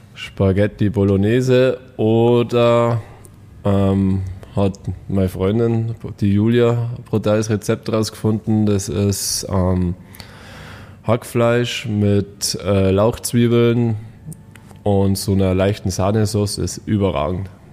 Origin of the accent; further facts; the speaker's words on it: Bad Tölz, Bavaria, Germany; ich komme aus Bad Tölz